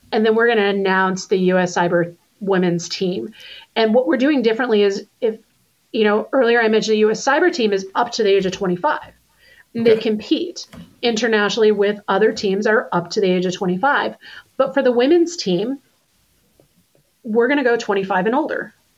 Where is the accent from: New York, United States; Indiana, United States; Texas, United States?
Texas, United States; Being a Texan